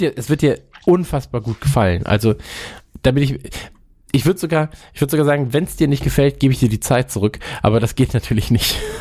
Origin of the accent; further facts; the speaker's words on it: Kempen, North Rhine-Westphalia, Germany; aus meiner Heimatstadt, darauf sind wir ja sehr stolz in Kempen am Niederrhein